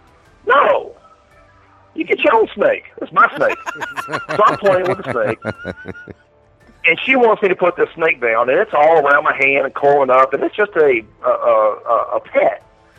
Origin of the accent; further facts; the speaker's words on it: Royston, Georgia, United States; also born or lived in Florida, United States / Atlanta, United States; Yeah, I was born in Florida. Then my parents separated. We went to Georgia immediately. Lived there in Royston, Hartwell. First it was Atlanta, then it was Snailville, which is the worst name ever. then we ended up going to Royston, Hartwell with my grandparents.